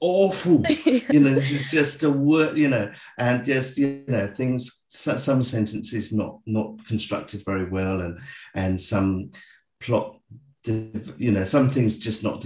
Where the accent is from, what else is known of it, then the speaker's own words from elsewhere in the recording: England, United Kingdom; moved away as an adult; now in Australia; I'm actually English.